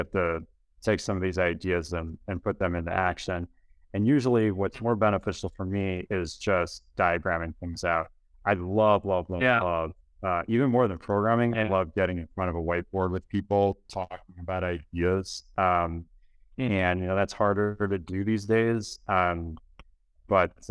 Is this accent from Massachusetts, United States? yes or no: no; Chicago, Illinois, United States; moved away as an adult; now in Miami, United States; I'm from Chicago